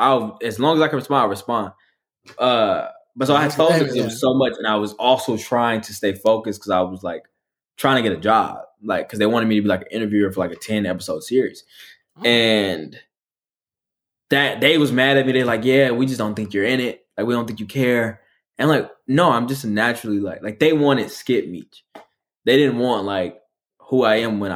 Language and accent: English; Detroit, Michigan, United States; moved away as an adult; also born or lived in Los Angeles; I'm just a nigga from Detroit